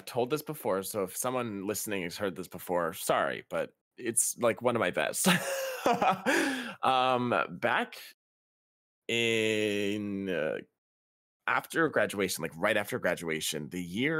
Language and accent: English; Canada; And I'm Canadian. The legal drinking age is 19 too.